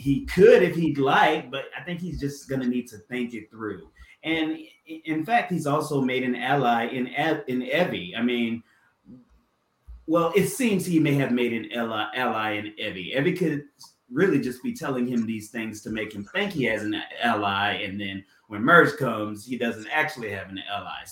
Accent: South Carolina, United States; I'm from South Carolina

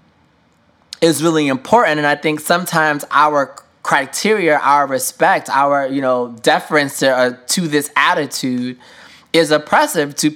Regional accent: New York, United States; as a New Yorker

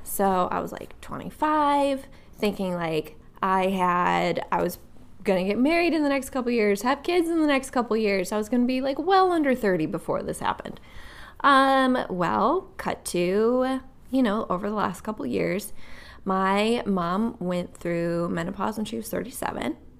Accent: Wisconsin, United States; also born or lived in Nashville, Tennessee; now in Akron, United States; I'm from Wisconsin originally

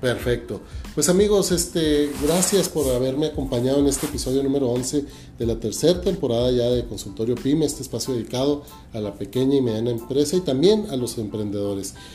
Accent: Ciudad Juárez, Chihuahua, Mexico; como somos los chihuahuenses, como somos los juarenses luchadores

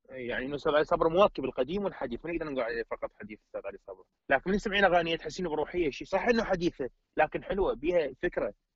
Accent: Iraq; عندنا بالعراق احنا

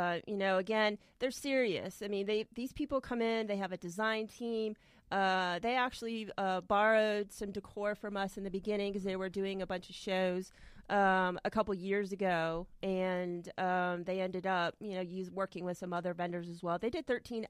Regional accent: Florida, United States; I was raised in Florida, too. Yeah. I'm a Florida native.

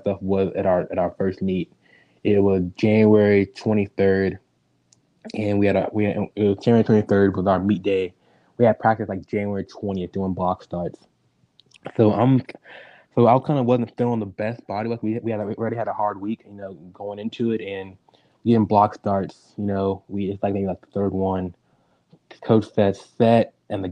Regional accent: Dallas, Texas, United States; I grew up in Dallas, Texas

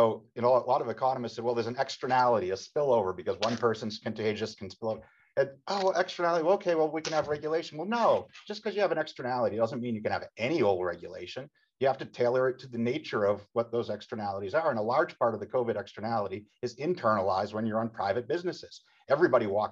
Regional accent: Haverhill, Massachusetts, United States; I grew up in Haverhill, Massachusetts, known as the shoe city for 19th century shoe production

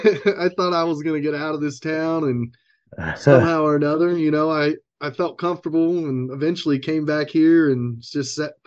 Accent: Eureka, Kansas, United States; also born or lived in Wichita, Kansas / Las Vegas; And then they were from Eureka. So eventually we kind of made our way back to Eureka. And that's pretty much where I grew up from, let's say, fifth, sixth grade, somewhere in there.

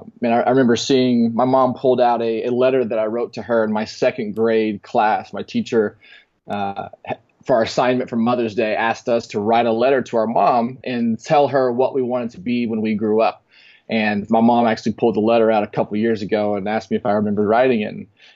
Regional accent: Texas, United States; And man, growing up in Texas, I couldn't imagine a better place to be able to facilitate that, just with the resources, with the passion, with the the intensity. And you know, growing up, and then I moved around a lot

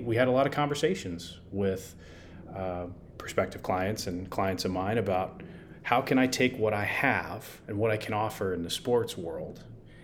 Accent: San Francisco, California, United States; also born or lived in San Diego, California / Arizona; I grew up in California, in San Francisco

